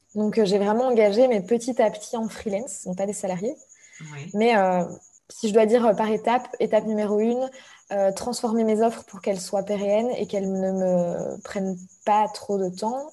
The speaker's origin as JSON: {"language": "French", "country": "Belgium", "also_born_or_lived": "Brussels", "moved": "as an adult", "said": "je suis belge et je travaillais depuis Bruxelles."}